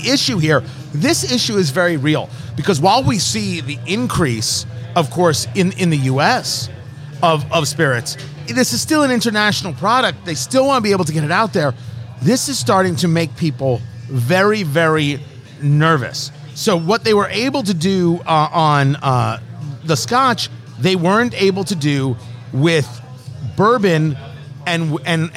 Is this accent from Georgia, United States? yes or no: no; New Jersey, United States; Growing up on the East Coast, I grew up in New Jersey